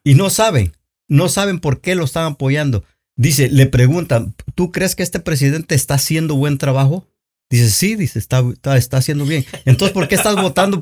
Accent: Oaxaca, Mexico; now in United States; yo soy de Oaxaca

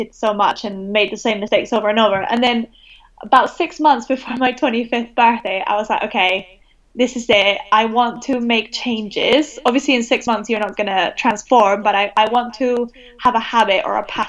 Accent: Venezuela; now in United Kingdom; I'm from Venezuela.

